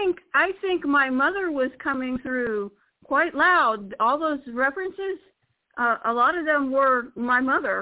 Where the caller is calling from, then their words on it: Florida, United States; This is … from Florida.